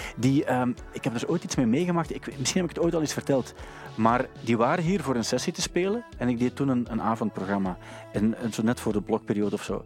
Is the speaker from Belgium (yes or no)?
yes; Sint-Niklaas, Flanders, Belgium; moved away as an adult; ik kwam ook uit Sint-Niklaas, daar was alles dicht om één uur